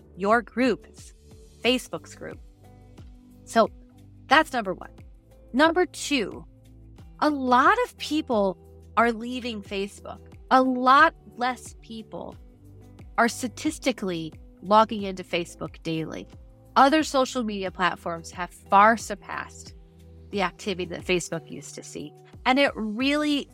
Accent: Midwest, United States; also born or lived in Montana; I grew up in the Midwest, spent a lot of time in Montana

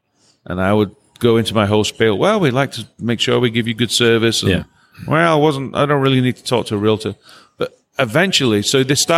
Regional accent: England, United Kingdom; now in Nashville, United States; Well, I'm from England. And, what are you doing in Nashville? Oh, I'm a drummer and I came here.

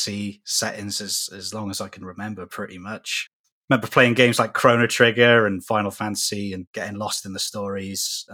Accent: Cardiff, Wales, United Kingdom; I'm from Cardiff in Wales, UK.

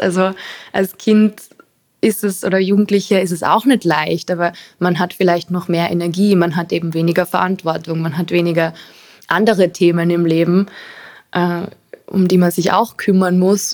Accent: Carinthia, Austria; also born or lived in Arizona, United States; now in Vienna, Austria; ich bin in Kärnten aufgewachsen, in einem Haus neben Wald, wo man nur Berge und Fluss und Wiese sieht

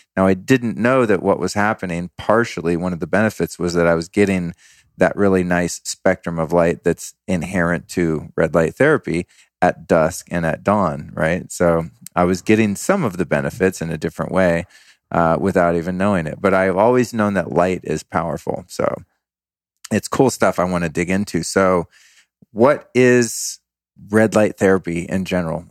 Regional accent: Denver, Colorado, United States; moved away; I was born in Denver

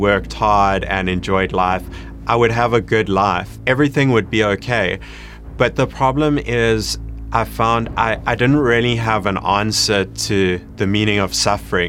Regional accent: Johannesburg, Gauteng, South Africa; I grew up in Johannesburg, South Africa.

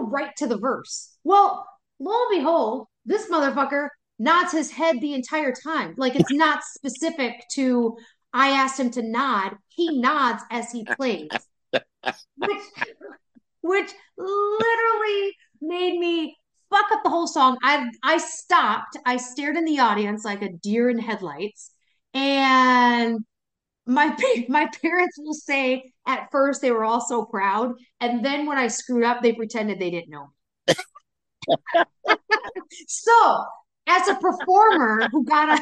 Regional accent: Wisconsin, United States; I'm born and raised in Wisconsin

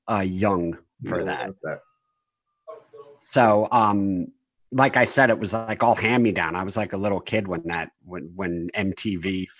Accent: New Jersey, United States; I grew up in Jersey.

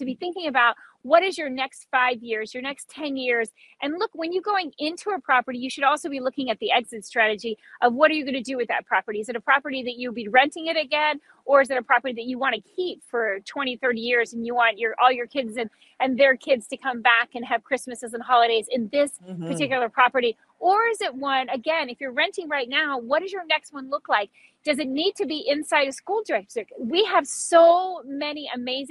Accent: Key West, Florida, United States; I grew up in Key West and I never had a fireplace.

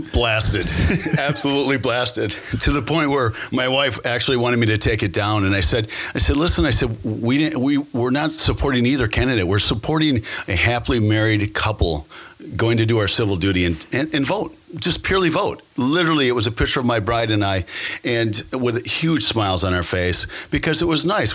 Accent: Green Bay, Wisconsin, United States; also born or lived in South Florida; I'm born and raised in Green Bay, Wisconsin

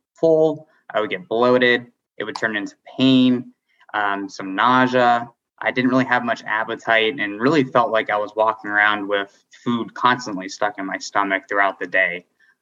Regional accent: D.C., Northern Virginia, United States; also born or lived in Ohio; I was born and raised outside of Washington, D.C. in the Northern Virginia area.

